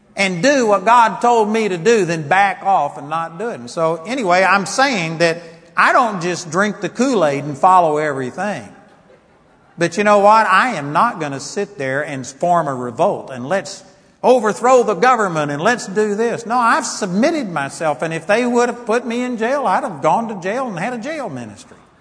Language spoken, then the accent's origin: English; United States; I'm a Christian more than I'm an American